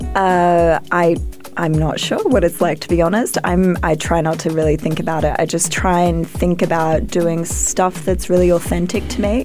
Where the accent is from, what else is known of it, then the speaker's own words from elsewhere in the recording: Australia; I'm an Australian